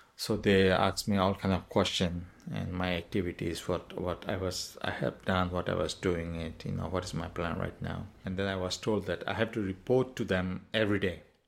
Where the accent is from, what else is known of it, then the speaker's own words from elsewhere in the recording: Maungdaw, Rakhine State, Myanmar; English is a second language; moved away as an adult; also born or lived in Pendleton, Oregon; now in Oregon, United States; I was born in Mongdo, Arkansas State, Burma. The epicenter of whereas the genocide has started. Yes, I am a Rohingya.